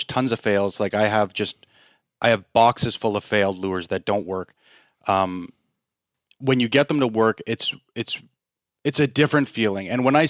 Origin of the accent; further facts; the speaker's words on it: Canada; Like, I'm a Japanese bait maker when I'm from Canada.